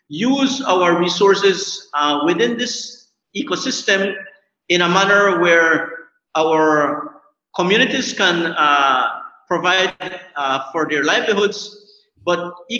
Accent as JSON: {"language": "English", "town": "San Pedro", "country": "Colombia", "said": "I am from San Pedro, Colombia. I am a farmer."}